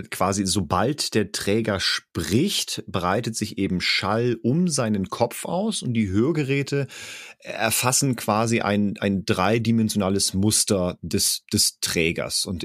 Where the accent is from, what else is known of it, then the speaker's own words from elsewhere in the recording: Cologne, North Rhine-Westphalia, Germany; ich komme aus Köln